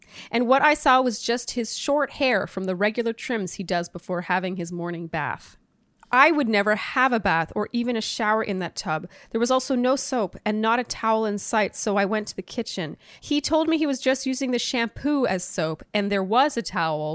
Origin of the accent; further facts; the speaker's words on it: Canada; As a Canadian